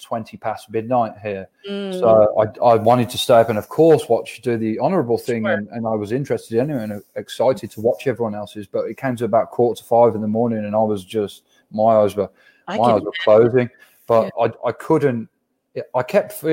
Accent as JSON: {"language": "English", "town": "Birmingham", "region": "West Midlands", "country": "United Kingdom", "accent": "thick Birmingham", "said": "my thick Birmingham accent"}